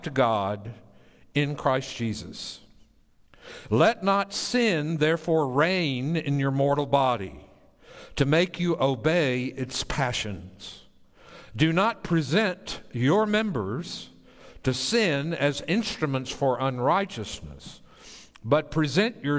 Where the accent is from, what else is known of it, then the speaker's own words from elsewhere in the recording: Tennessee, United States; moved away; I grew up in the sovereign state of Tennessee